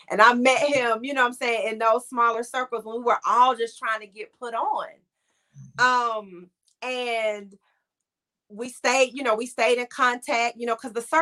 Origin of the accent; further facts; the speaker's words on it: Cleveland, Ohio, United States; born there; And um, so I was born in Cleveland, Ohio during the football season.